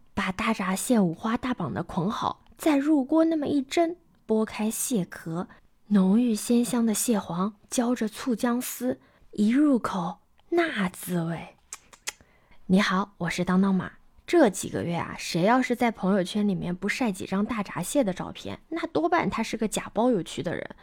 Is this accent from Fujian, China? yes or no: no; Yancheng, Jiangsu, China; 我的老家盐城